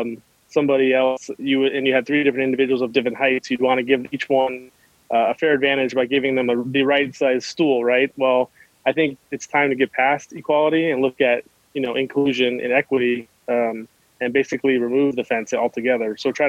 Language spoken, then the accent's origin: English; Chicago, Illinois, United States; also born or lived in California; And I came from California, also originally from Chicago, lived in the inner city.